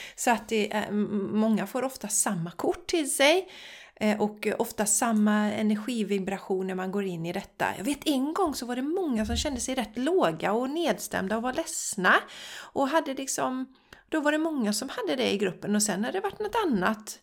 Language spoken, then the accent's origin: Swedish; Borås, Västra Götaland, Sweden; Jag är ju uppvuxen i Borås